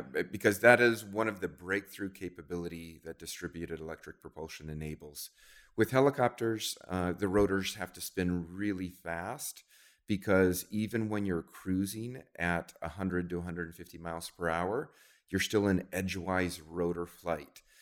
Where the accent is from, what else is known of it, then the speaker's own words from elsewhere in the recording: New Zealand; moved away; I grew up in New Zealand